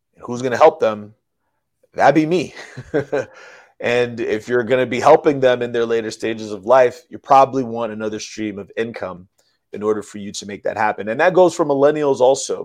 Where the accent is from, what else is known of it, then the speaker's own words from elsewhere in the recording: New York City, New York, United States; I'm from the Bronx, New York. I'm from the hood. Grew up around hood people.